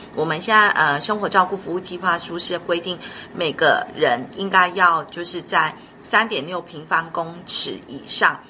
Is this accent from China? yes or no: no; Taiwan; 我们台湾